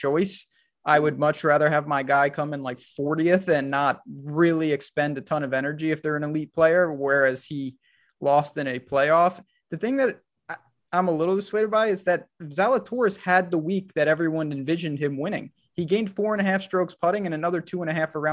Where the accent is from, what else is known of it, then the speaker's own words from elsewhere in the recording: New York, United States; We're both from the North. Like, I'm from New York.